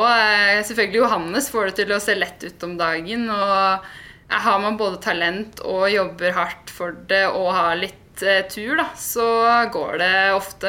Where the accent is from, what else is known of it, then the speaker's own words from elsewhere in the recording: Nannestad, Akershus, Norway; sitter jeg jo faktisk hjemme på gården hos foreldrene mine, da, hvor jeg er oppvokst akkurat nå. Så jeg er fra Nannestad